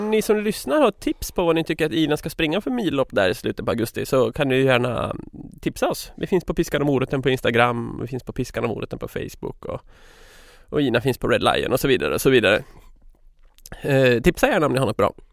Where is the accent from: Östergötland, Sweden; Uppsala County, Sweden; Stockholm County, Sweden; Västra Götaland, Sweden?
Västra Götaland, Sweden; Gothenburg; accent: Gothenburg Swedish; Vad är det för fel på min göteborgska förresten?